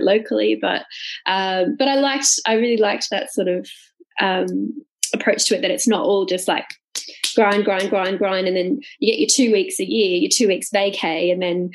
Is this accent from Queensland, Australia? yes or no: yes; Gold Coast, Queensland, Australia; I'm from the Gold Coast, very beautiful, there's beaches